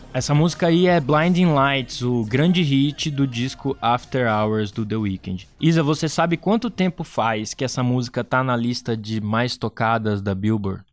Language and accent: Portuguese; Brazil; eu sou brasileiro